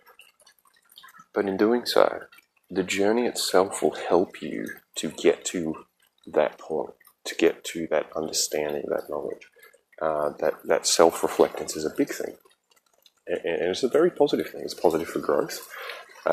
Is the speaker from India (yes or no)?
no; Kyneton, Victoria, Australia; moved away; I am originally from Australia. I grew up there, and I grew up in central Victoria in a place called the Macedon Ranges Shire.